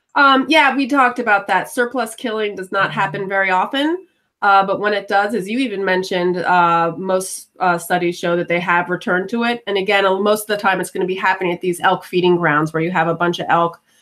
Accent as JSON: {"language": "English", "region": "New York", "country": "United States", "tie": "born or raised there", "said": "growing up in New York"}